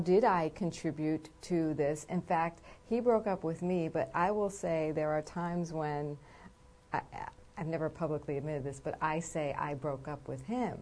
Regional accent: East Coast, United States; I'm from the East Coast

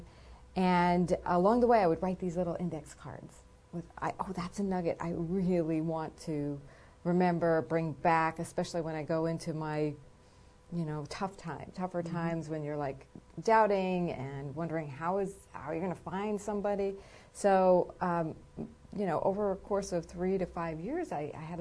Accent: East Coast, United States; I'm from the East Coast

